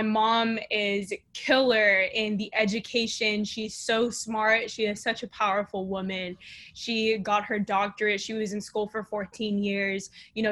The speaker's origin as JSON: {"language": "English", "region": "South Texas", "country": "United States", "tie": "born or raised there", "lives_now": "Houston, United States", "said": "I was born and raised in South Texas, right by the border of Mexico"}